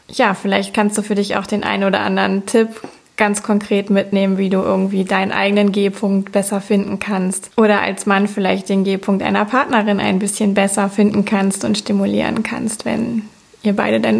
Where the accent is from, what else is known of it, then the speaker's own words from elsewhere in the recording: Cologne, North Rhine-Westphalia, Germany; ich komme aus Köln